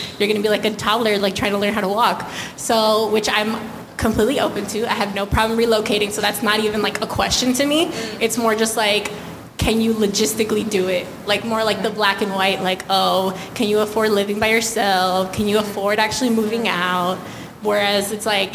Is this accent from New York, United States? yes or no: yes; New York, United States; I'm born and raised in New York